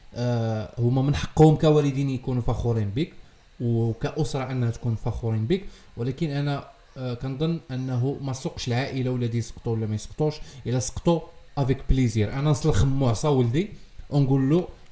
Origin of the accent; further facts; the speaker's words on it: Morocco; عندنا في المغرب